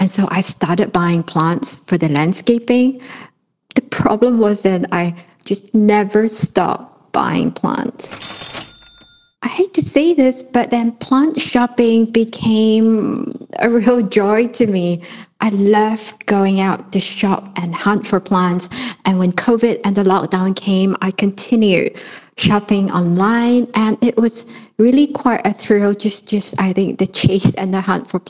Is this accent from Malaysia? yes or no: yes; Malaysia; now in Kuala Lumpur, Malaysia; from Kuala Lumpur in Malaysia